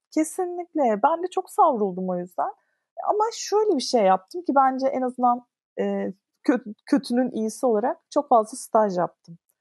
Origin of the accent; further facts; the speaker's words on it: Istanbul, Turkey; İstanbul'da doğdum. İşte Ortaköy'de okudum. Etiler'de okudum. E, Şişli'de oturdum falan.